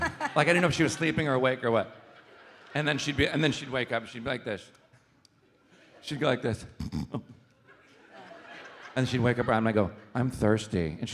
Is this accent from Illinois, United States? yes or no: yes; Chicago, Illinois, United States; born or raised there